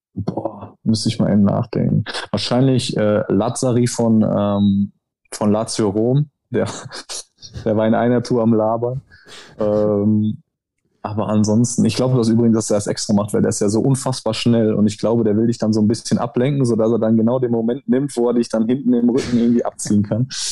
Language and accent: German; Germany; now in Italy; ich bin Deutscher